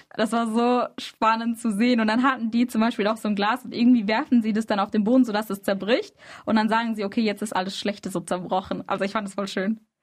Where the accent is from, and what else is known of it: Freiburg, Baden-Württemberg, Germany; born or raised there; also born or lived in Izmir